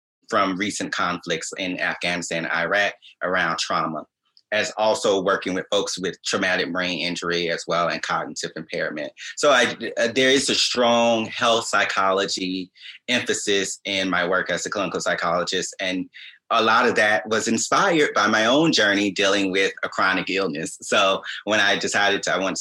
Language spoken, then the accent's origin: English; Augusta, Georgia, United States; moved away as an adult; also born or lived in New York / San Francisco / Indianapolis / Allentown, Pennsylvania; now in New Jersey, United States; I was born and raised in Augusta, Georgia